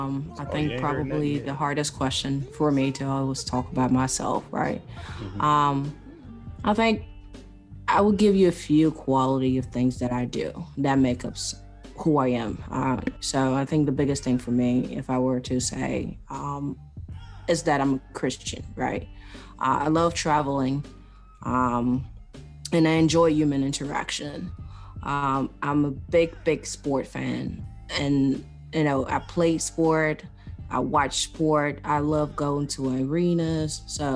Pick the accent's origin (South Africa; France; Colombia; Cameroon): Cameroon; I hail from Africa, Central Africa, the country of Cameroon.